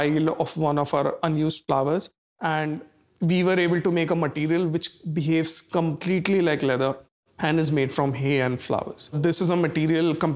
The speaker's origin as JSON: {"language": "English", "town": "Kanpur", "region": "Uttar Pradesh", "country": "India", "tie": "born or raised there", "said": "I was born and brought up in Kanpur, Uttar Pradesh, that is India"}